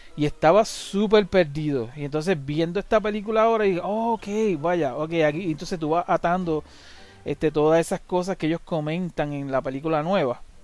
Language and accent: Spanish; Puerto Rico; now in United States; yo vivo en Estados Unidos, pero ahora, pero de pequeño yo me crié en Estados Unidos, en Puerto Rico.